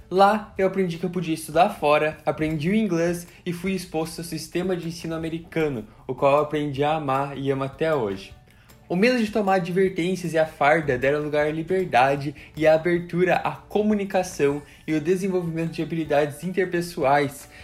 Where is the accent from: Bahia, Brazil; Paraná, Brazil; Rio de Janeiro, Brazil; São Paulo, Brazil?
Paraná, Brazil; Curitiba; also born or lived in Foz do Iguaçu, Paraná; now in Florida, United States; Eu nasci em Foz do Iguaçu, no Paraná, em 99, me mudei para Curitiba quando eu tinha 5 anos de idade